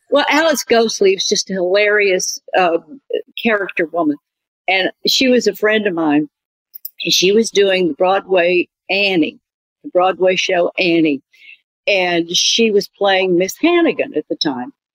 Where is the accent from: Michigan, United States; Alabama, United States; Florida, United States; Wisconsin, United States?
Alabama, United States; Birmingham; Where are you from? And I said, Birmingham